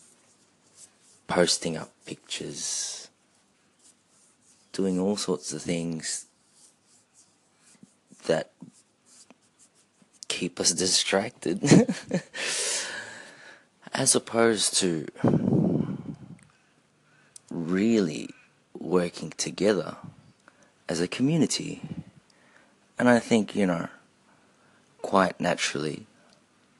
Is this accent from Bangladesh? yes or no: no; Australia; also born or lived in Philippines; as a Filipino-Australian, or if I may say an Aussie, I have to look to my Filipino roots